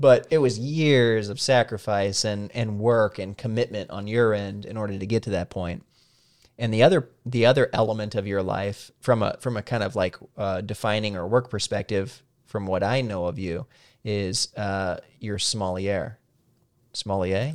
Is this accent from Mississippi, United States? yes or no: no; Salem, Missouri, United States; moved away as an adult; now in Washington, D.C. area, United States; I grew up in Salem, Missouri